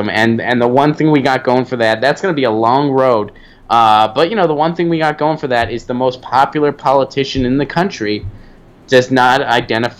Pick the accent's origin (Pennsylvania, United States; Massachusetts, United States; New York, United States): Pennsylvania, United States; Pittsburgh; I grew up in Pittsburgh